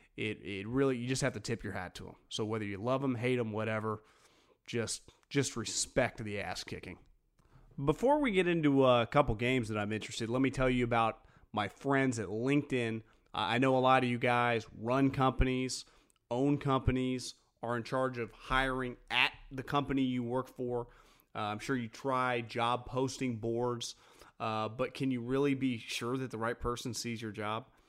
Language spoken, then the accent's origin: English; Northern California, United States; I grew up in Northern California watching the Niners forever